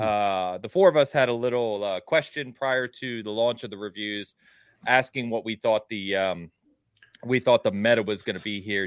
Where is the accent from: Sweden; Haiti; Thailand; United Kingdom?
United Kingdom; England; also born or lived in Midwest, United States; now in United States; being English